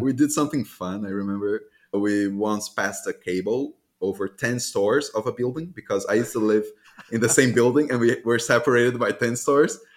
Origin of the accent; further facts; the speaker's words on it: Salvador, Bahia, Brazil; moved away as an adult; also born or lived in Germany; I was born in Salvador, Bahia, Brazil